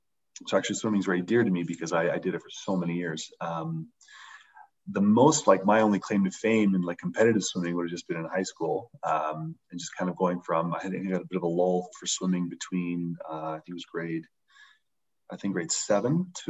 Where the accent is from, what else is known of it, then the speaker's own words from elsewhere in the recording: London, Ontario, Canada; Yeah, I think London's been a very interesting city. When you kind of compare it to most across Canada, we seem to have a very strange density of retired athletes that end up being great coaches.